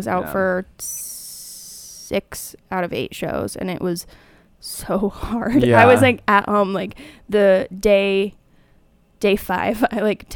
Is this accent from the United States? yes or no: yes; outside of Seattle, Washington, United States; moved away; I grew up outside of Seattle